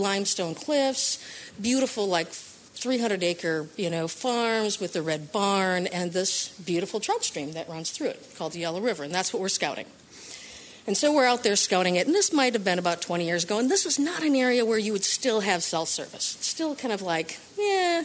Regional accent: Midwest, United States; I'm from the Midwest

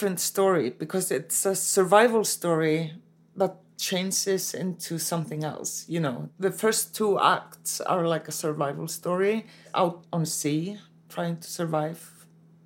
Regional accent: Reykjavik, Capital Region, Iceland; I'm born and raised in Reykjavik, Iceland

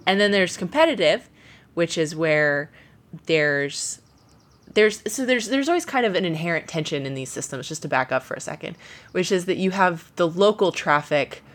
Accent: Ohio, United States; moved away; I grew up in Ohio

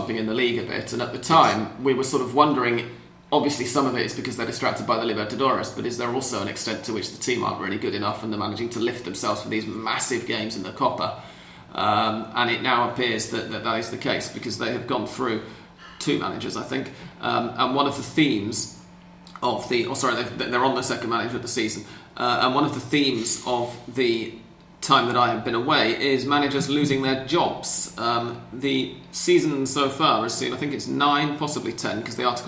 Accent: England, United Kingdom; I'm English

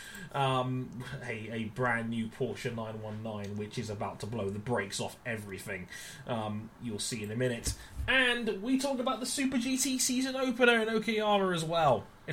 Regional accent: United Kingdom; I'm British

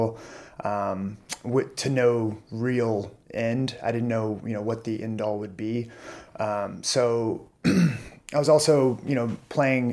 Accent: Orange, Texas, United States; also born or lived in Tyler, Texas; now in Austin, United States; My parents moved to a smaller town called Orange, Texas, on the Gulf Coast near Louisiana. I guess I was four or so. And so I kind of lived there all my life.

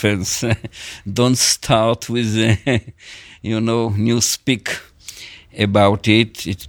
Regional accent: Israel; I'm very Israeli. You will never tell it by my accent, but I was born here. My parents were born here.

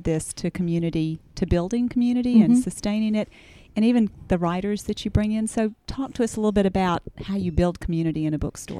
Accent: Auburn, Alabama, United States; Not all of us grew up here, but I grew up here. And so my dad still lives here and has a place out on Wire Road past the vet school.

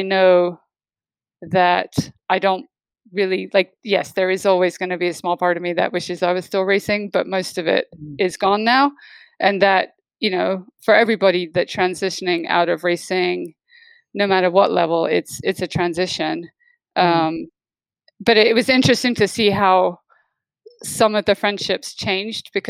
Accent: United Kingdom; I'm British

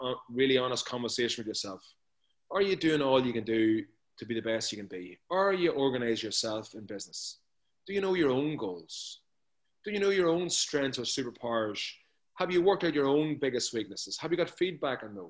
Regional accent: near Newry, Armagh, Northern Ireland, United Kingdom; accent: Northern Ireland brogue; A little place outside Newry.

